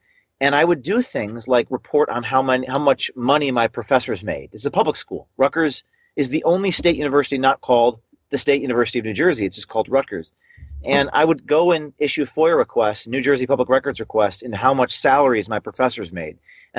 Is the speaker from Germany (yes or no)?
no; Ireland; trying to ban Lucky Charms because they're racist to Irish people, myself being an Irishman.